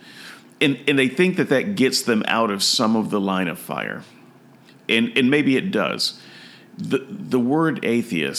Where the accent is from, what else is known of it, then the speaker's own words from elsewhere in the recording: United States; I am an American